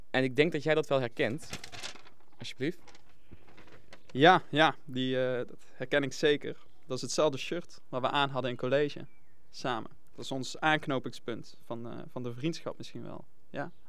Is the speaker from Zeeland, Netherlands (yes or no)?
no; Venray, Limburg, Netherlands; vrienden uit Nijmegen, maar ook nog mijn vrienden uit Venraai.